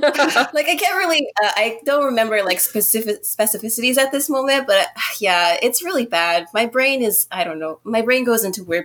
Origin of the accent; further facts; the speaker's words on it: Yokohama, Kanagawa, Japan; also born or lived in Yokosuka, Japan; I was born on Yokosuka Naval Base, and then I grew up mainly around Yokohama.